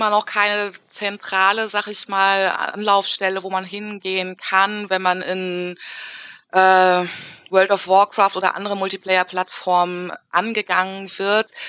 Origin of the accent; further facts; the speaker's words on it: Frankfurt, Hesse, Germany; also born or lived in Wiesbaden; Und dann sage ich halt, ah ja, ich komme aus Frankfurt. Und dann geht's halt los, ne? Wo bist du denn geboren? Dann sage ich, ah ja, in Wiesbaden.